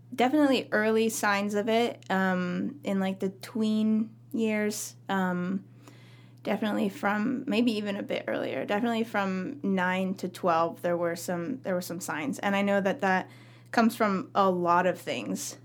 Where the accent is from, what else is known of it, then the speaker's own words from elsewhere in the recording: Camas Valley, Oregon, United States; also born or lived in Myrtle Creek, Oregon; grew up country hit girl out in Camas Valley